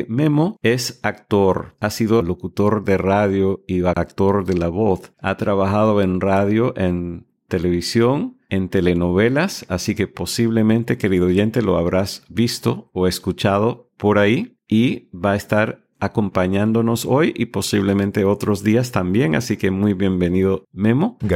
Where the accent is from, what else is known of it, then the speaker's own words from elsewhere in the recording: United States; yo soy de los Estados Unidos y la nacionalidad indicada y el gentilicio de los que hemos nacido en este país eh, nos llamamos estadounidenses